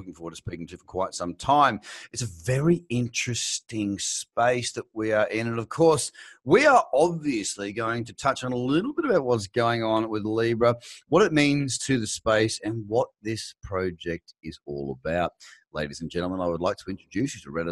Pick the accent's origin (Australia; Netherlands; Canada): Australia; as an Australian, living in Australia